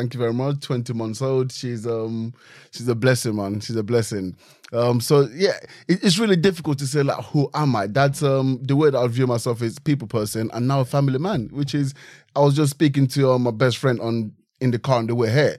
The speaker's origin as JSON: {"language": "English", "country": "Nigeria", "tie": "born or raised there", "moved": "yes", "lives_now": "United Kingdom", "said": "I grew up in Nigeria"}